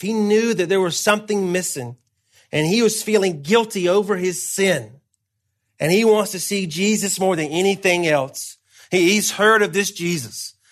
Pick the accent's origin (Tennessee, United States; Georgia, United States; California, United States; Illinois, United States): Georgia, United States; moved away; I'm from Georgia originally